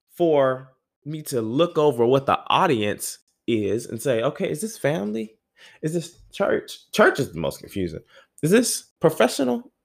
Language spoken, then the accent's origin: English; the South, United States; I'm from the South